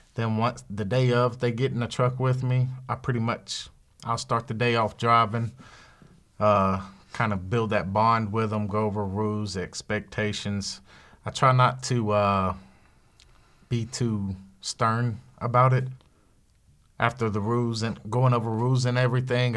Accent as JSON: {"language": "English", "region": "the South", "country": "United States", "said": "I'm from the South. I know the South"}